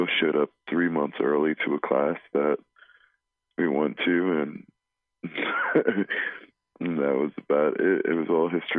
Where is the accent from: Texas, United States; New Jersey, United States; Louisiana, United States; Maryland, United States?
New Jersey, United States; Union; I'm from Union, New Jersey